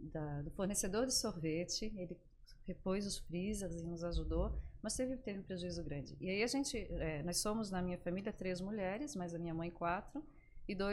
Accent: Florianópolis, Santa Catarina, Brazil; sou de Florianópolis, nasci aqui. É, sou a filha mais velha de cinco irmãos. E meus pais, meus irmãos, todos moram aqui ainda. E, e sou apaixonada por Florianópolis.

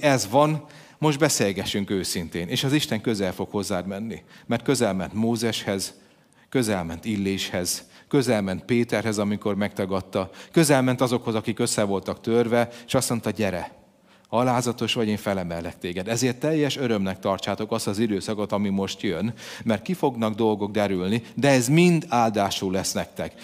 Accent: Hungary; magyar vagyok

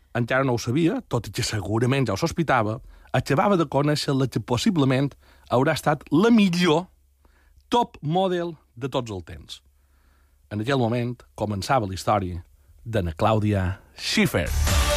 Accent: Pollença, Balearic Islands, Spain; el meu poble

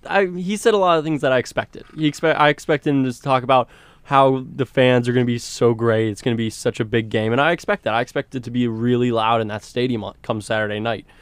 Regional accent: South Florida, United States; I'm coming from South Florida perspective

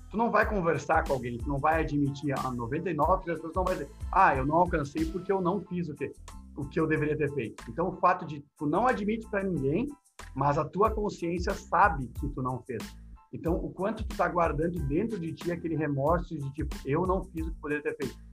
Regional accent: South Region, Brazil; Eu sou gremista, sou do Sul.

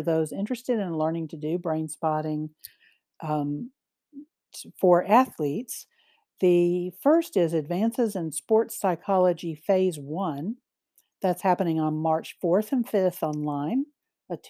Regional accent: Mississippi, United States; my home state

